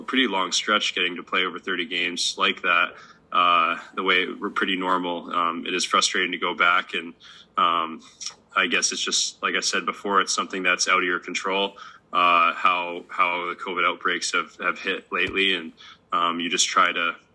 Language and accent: English; Columbus, Ohio, United States; moved away; Columbus, my hometown, and see my family